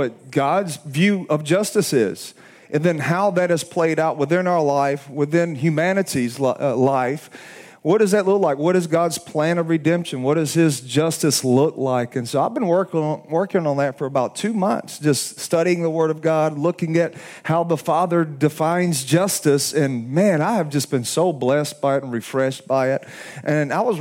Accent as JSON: {"language": "English", "region": "Alabama", "country": "United States", "said": "I'm from Alabama"}